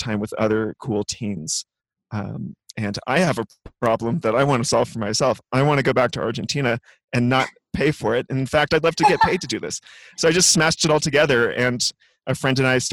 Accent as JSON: {"language": "English", "region": "California", "country": "United States", "tie": "born or raised there", "said": "I grew up in California"}